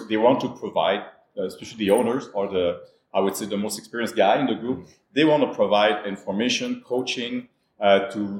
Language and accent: English; Montreal, Quebec, Canada; I'm based in Montreal, and I'm from Montreal as well